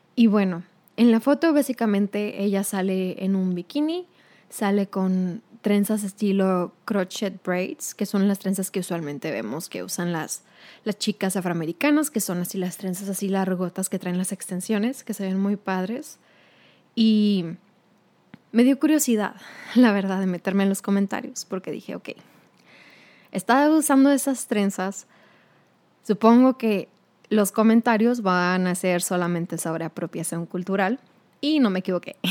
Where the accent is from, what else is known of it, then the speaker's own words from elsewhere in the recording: Mexico; now in United States; como una mujer mexicana